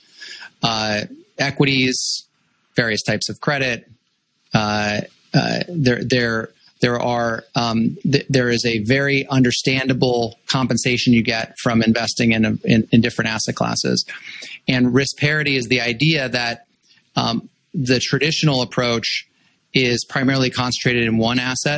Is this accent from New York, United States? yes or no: no; Los Angeles, California, United States; moved away as an adult; I grew up in Los Angeles